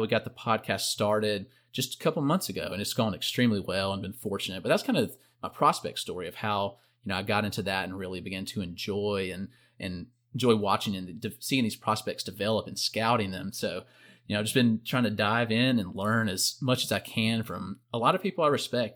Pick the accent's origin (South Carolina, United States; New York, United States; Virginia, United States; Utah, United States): South Carolina, United States; growing up in South Carolina